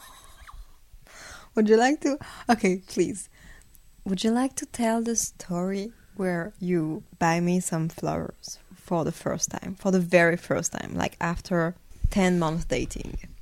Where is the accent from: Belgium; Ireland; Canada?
Belgium; now in Paris, France; I grew up in in Belgium